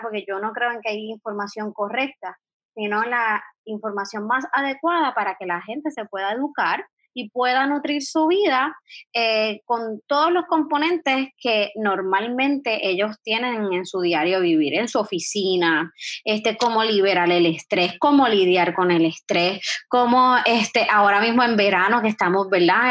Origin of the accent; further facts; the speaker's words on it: Guayama, Puerto Rico; moved away as an adult; also born or lived in San Juan metropolitan area, Puerto Rico; yo soy naturalmente de Guayama